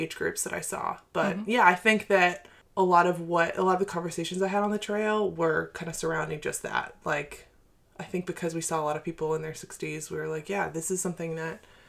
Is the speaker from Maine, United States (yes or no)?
yes; Maine, United States; also born or lived in Asheville, North Carolina; we're from Maine too